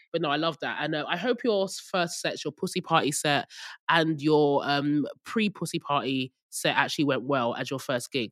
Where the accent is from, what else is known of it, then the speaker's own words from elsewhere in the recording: Nigeria; moved away; I'm Nigerian